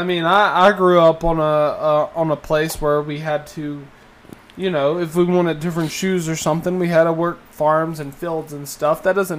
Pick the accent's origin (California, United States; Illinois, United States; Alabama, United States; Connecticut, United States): Alabama, United States; I grew up in Alabama